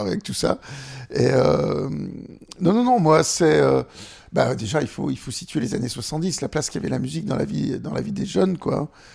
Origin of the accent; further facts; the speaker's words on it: Annecy, Auvergne-Rhône-Alpes, France; J'ai grandi à Annecy